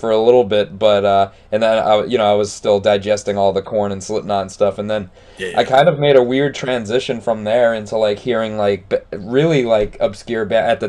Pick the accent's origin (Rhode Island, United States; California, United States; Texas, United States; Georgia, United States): Rhode Island, United States; moved away as an adult; now in Seattle area, United States; I moved out here 3 years ago, but I grew up in Rhode Island, which is on the East Coast.